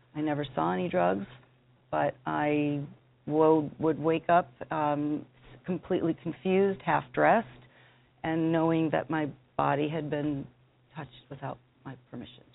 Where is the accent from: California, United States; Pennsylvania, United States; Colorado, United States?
Colorado, United States; Denver; I'm from Denver, Colorado